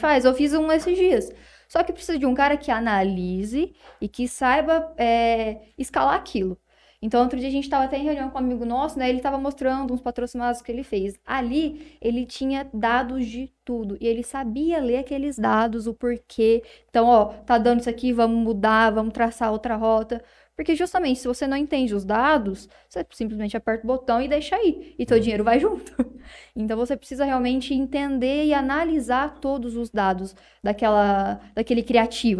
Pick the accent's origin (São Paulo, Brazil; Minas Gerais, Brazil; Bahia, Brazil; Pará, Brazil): São Paulo, Brazil; Palmeira d'Oeste; A gente é lá de Palmeira do Oeste